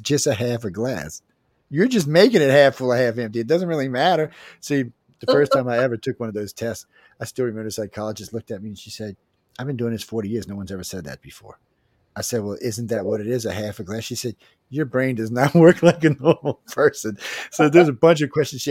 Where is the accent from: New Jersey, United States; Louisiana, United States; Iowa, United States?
Louisiana, United States; Cajun; accent: Cajun; my Cajun accent